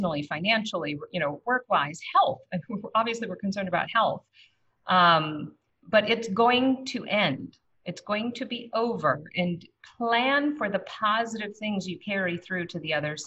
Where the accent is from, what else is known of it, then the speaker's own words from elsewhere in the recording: Minnesota, United States; as a Minnesotan